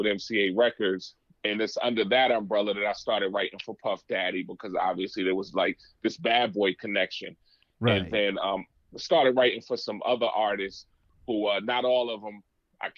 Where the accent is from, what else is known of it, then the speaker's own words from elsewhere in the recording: Rahway, New Jersey, United States; I'm from New Jersey, born and raised in Rahway, New Jersey